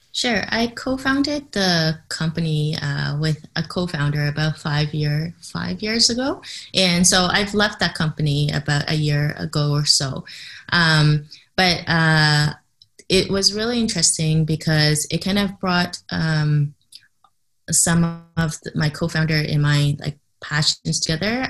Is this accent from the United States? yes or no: no; Canada; first language English; moved away; I grew up in Canada, so English is my first language